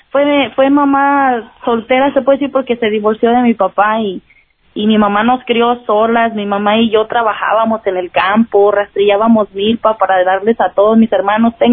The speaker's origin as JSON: {"language": "Spanish", "town": "Jalpa", "region": "Zacatecas", "country": "Mexico", "moved": "yes", "said": "Ah, soy de Jalpa, Zacatecas."}